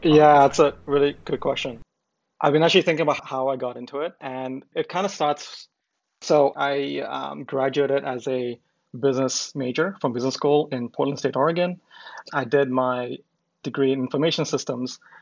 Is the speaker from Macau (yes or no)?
yes; Macau; moved away as an adult; also born or lived in India / United States; I'm from India originally, but I grew up in Macau. I lived there for more than 20 years.